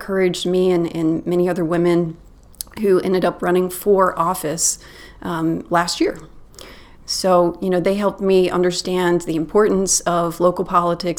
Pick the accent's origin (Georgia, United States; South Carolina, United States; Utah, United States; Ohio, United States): Georgia, United States; Dunwoody; I grew up in Dunwoody North, the neighborhood you guys live in, kind of at the intersection of North Peachtree and Tilly Mill